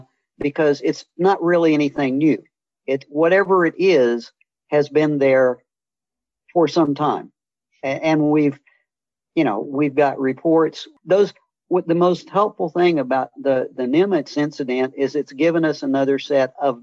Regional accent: Missouri, United States; born or raised there; moved away as an adult; also born or lived in Atlanta, Georgia

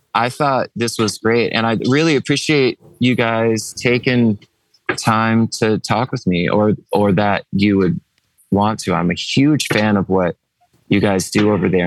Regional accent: East Coast, United States; we're from the East Coast

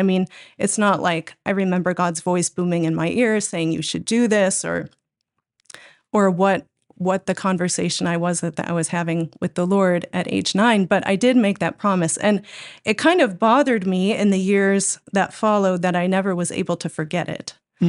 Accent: Austin, Minnesota, United States; accent: Minnesota; In Austin, Minnesota. Oh. Well, I was born in Rochester, I guess, but southeastern Minnesota.

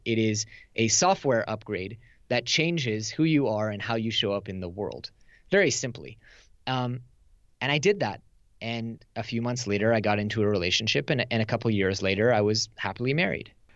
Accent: Silicon Valley, California, United States; moved away as an adult; now in Tel Aviv, Israel; I grew up in Silicon Valley. I live in Israel with my wife, uh, in Tel Aviv

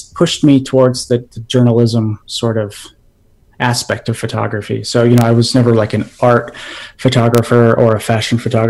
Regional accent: Montana, United States; moved away as an adult; now in Chicago, United States; I am Crow. I'm from Montana. I recently relocated to Chicago, but you know, I try to go back home to Montana

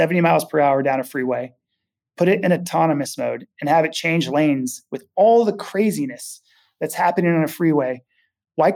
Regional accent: Napa, California, United States; I grew up in Napa, Sonoma area

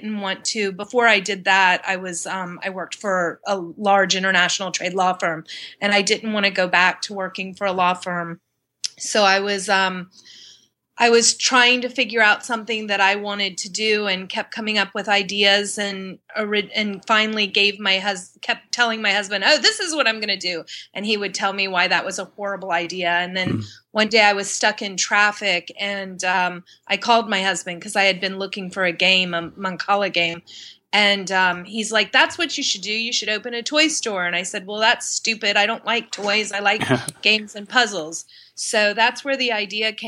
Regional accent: Pensacola, Florida, United States; moved away as an adult; also born or lived in Miami, Florida; now in Washington, D.C., United States; I was born in Miami, but I grew up in Pensacola, Florida, in Northwest Florida

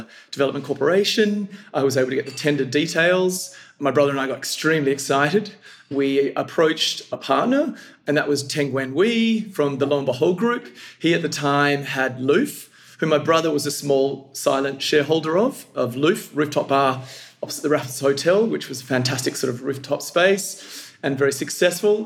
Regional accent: Perth, Western Australia, Australia; now in Singapore; we're originally from Perth

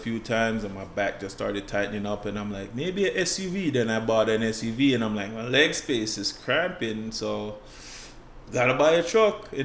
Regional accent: Jamaica; moved away as an adult; now in United States; growing up in Jamaica

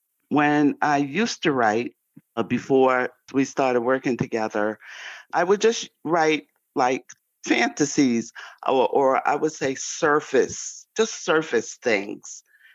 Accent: New York City, New York, United States; now in Cary, United States; I like to describe myself as a Harlem girl from a Harlem world, born in Harlem, New York, now residing as a retired grandma veteran in Cary, North Carolina.

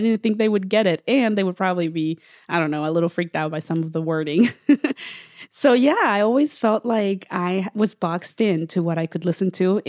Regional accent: United States; growing up in the United States as an immigrant

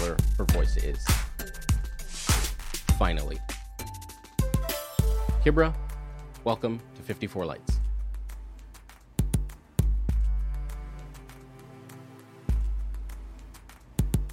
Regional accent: Ethiopia; I was born in Ethiopia

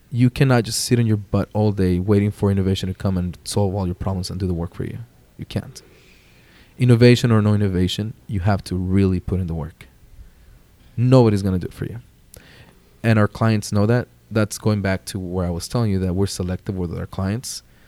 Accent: Jalisco, Mexico; I'm proudly from Jalisco, Mexico.

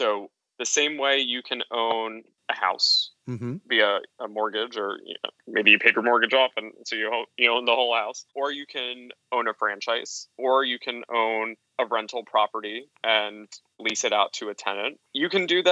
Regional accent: Hudson Valley, New York, United States; I grew up in the Hudson Valley in New York State

